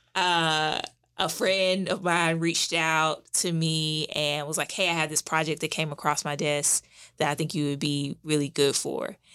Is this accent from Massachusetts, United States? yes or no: no; St. Louis, Missouri, United States; now in Durham, North Carolina, United States; I am originally from Saint Louis